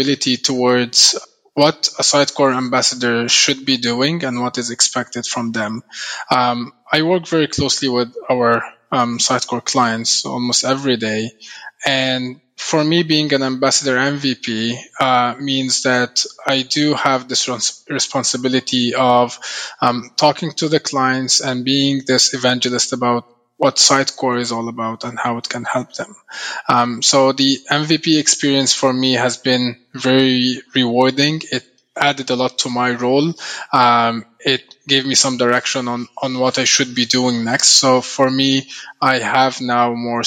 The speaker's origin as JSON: {"language": "English", "country": "Egypt", "also_born_or_lived": "Canada", "moved": "as an adult", "said": "I'm from Egypt. I used to live in Canada for the past 8 years, and I recently moved back home to Egypt a few months ago."}